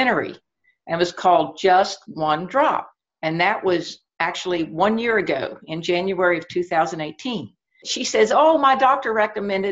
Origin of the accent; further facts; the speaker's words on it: West Virginia, United States; moved away as an adult; now in Shenandoah Valley, Virginia, United States; I grew up in West Virginia and I live in the Shenandoah Valley in Virginia right now.